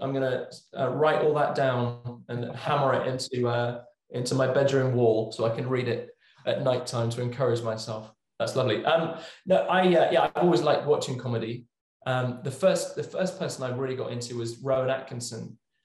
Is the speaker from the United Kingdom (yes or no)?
yes; England, United Kingdom; this is all growing up in England, obviously.